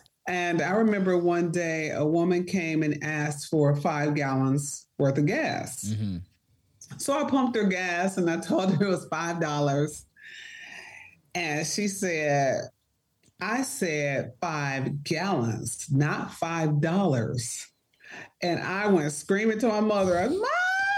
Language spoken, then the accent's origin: English; Detroit, Michigan, United States; Growing up in the D. So I lived on the east side of Detroit. So we were like Mac and Cadillac.